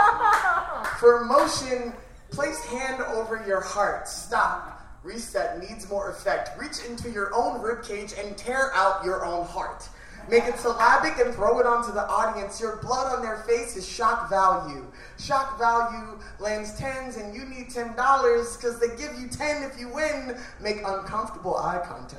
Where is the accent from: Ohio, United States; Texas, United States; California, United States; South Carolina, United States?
Ohio, United States; Cleveland; now in Chicago, United States; I'm originally from Cleveland, Ohio.